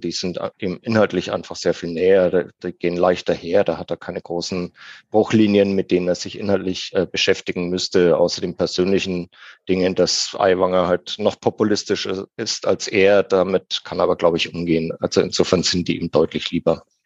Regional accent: Franconia, Bavaria, Germany; now in Munich, Germany; im Herzen bin ich immer Franke. Das wird man auch nicht

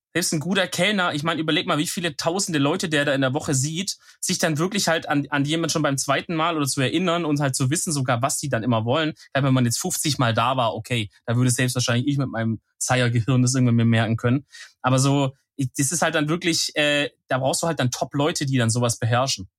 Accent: Germany; als Deutscher

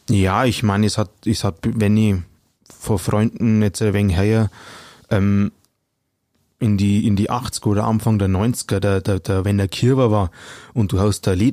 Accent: Bavaria, Germany; accent: Upper Palatinate (Oberpfälzisch); Also ich rede gerne einen Dialekt, wobei ähm, ich arbeite in Mittelfranken

